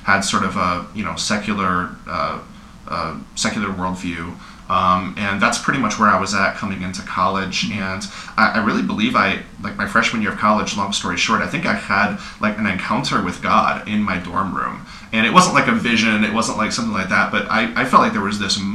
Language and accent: English; Houston, Texas, United States; also born or lived in northern Michigan; now in Ann Arbor, United States; I grew up in Houston, Texas, like I said, so I had Christians all around me